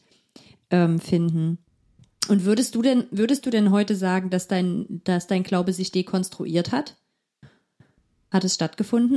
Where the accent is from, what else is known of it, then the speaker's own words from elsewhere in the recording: near Herrnhut, Saxony, Germany; ich bin in der Nähe von Herrnhut aufgewachsen